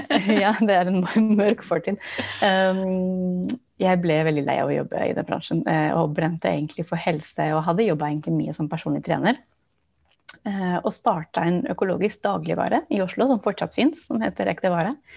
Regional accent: Barcelona, Catalonia, Spain; first language English; Norwegian is a second language; also born or lived in United States; now in Norway; jeg vokste opp i Barcelona i Spania

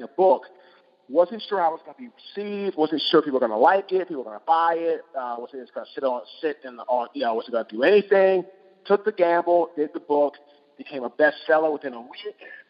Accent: Washington, District of Columbia, United States; I'm originally from Washington, D.C.

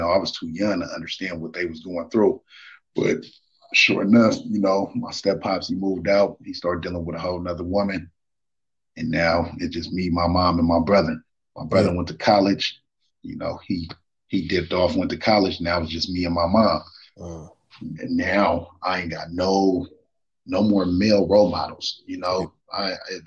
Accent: Marin City, California, United States; also born or lived in Oakland, California; I was born in Oakland, California. You feel me? That's where my roots is at. But I moved from Oakland back in 94 to Marin City, and that's where I was raised

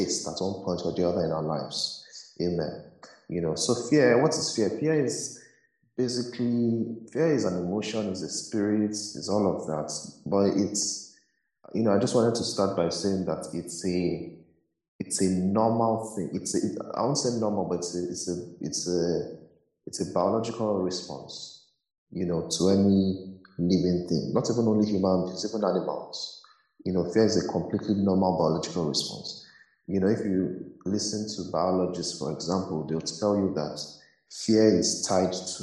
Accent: Nigeria; growing up in Nigeria

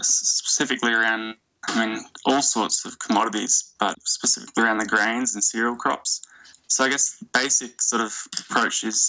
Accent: Australia; from my perspective in Australia, being Australian

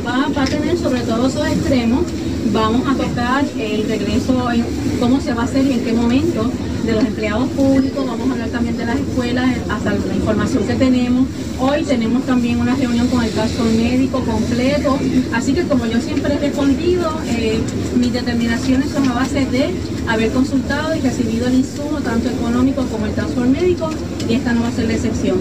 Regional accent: Puerto Rico; Está mi pueblo

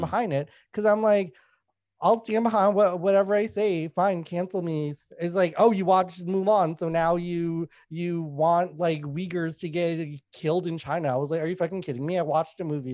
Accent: Winnipeg, Manitoba, Canada; also born or lived in Thailand / Laos; I grew up in Winnipeg

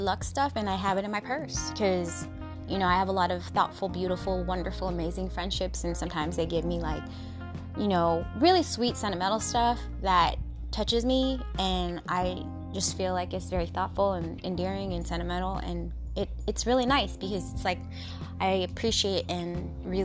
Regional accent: Washington, United States; Born and raised in Washington

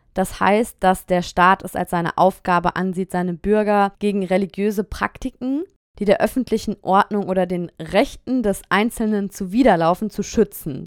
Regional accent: Germany; moved away as an adult; now in France; als Deutscher oder als Deutsche

